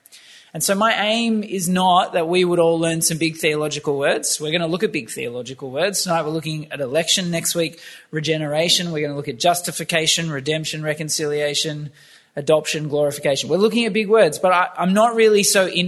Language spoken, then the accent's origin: English; Campbelltown, New South Wales, Australia; I grew up in Campbelltown